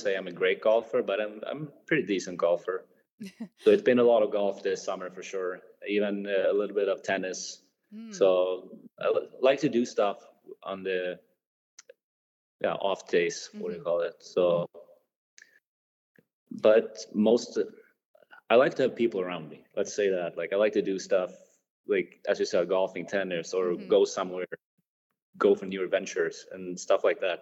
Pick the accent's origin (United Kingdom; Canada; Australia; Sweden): Sweden; moved away as an adult; when I go back home, I like to see friends and family here in my hometown